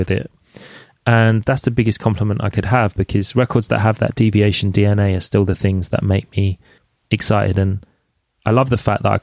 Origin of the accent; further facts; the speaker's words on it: London, United Kingdom; I grew up in Jungle in London